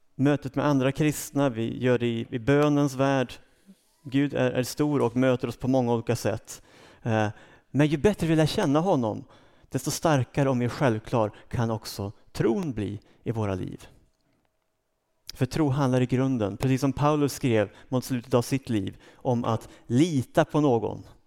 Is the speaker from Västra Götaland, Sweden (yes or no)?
no; Uppsala, Uppsala County, Sweden; also born or lived in Storvreta; Jag kom från Uppsala. Eh, jag är uppvuxen där, har rötter ännu längre norrut, men, men det är Uppsala som är min hemmaplan.